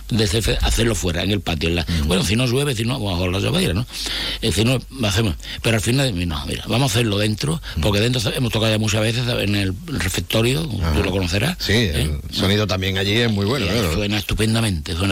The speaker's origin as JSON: {"language": "Spanish", "region": "Andalusia", "country": "Spain", "said": "somos personas de Jerez, de Cádiz, del puerto, de San Fernando, eh, de Puerto Real, eh, de Chiclana, que, somos de toda"}